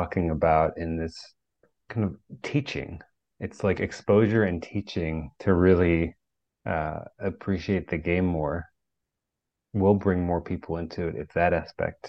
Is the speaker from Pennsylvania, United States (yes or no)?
yes; Pennsylvania, United States; I grew up in Pennsylvania